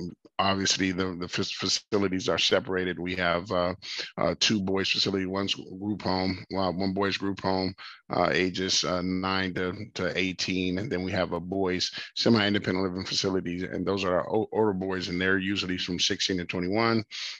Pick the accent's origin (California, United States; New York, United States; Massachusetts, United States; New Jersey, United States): California, United States; Los Angeles; moved away; We're both from Los Angeles, California